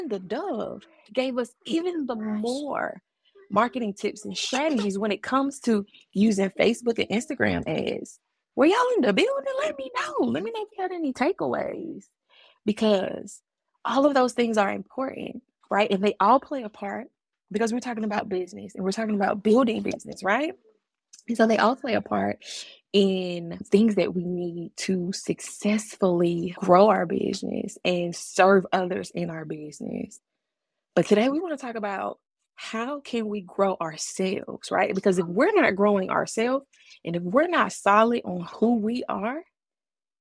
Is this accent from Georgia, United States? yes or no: yes; Augusta, Georgia, United States; moved away; I'm from the AUG, Augusta, Georgia, baby, all day, every day. And regardless of where I move in life and in the country and where I've been, I will always be from Augusta, Georgia. It is a part of my upbringing